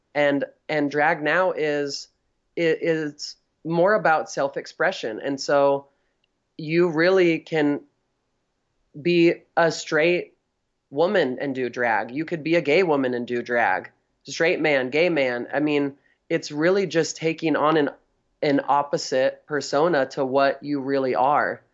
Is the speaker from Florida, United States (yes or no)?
no; Northern California, United States; I'm from Northern California